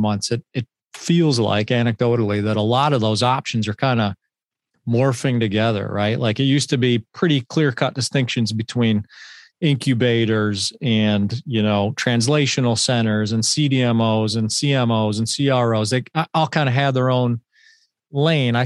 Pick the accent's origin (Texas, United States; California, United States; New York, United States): New York, United States; Buffalo; I grew up in Buffalo